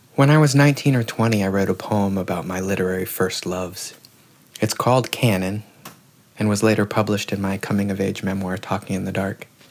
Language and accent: English; the South, United States; growing up in the South